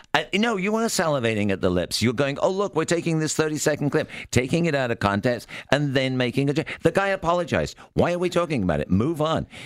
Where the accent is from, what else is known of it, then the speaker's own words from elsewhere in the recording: United Kingdom; I'm obviously British